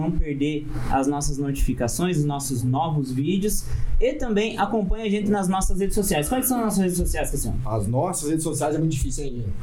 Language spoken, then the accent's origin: Portuguese; Maringá, Paraná, Brazil; Somos, somos aqui de. Somos de Maringá